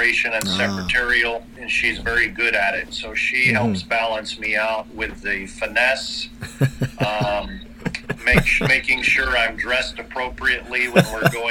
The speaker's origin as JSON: {"language": "English", "region": "Alaska", "country": "United States", "tie": "born or raised there", "also_born_or_lived": "Arizona", "said": "I was born in Arizona and raised in Alaska"}